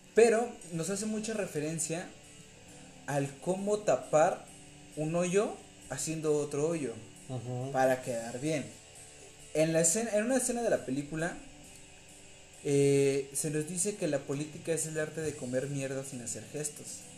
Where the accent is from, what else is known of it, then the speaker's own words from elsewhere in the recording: Mexico; somos mexicanos